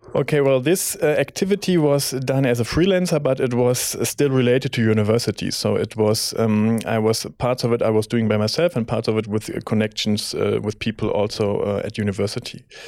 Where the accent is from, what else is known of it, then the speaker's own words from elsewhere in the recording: Bonn, North Rhine-Westphalia, Germany; moved away as an adult; now in Munich, Germany; I'm coming from Bonn originally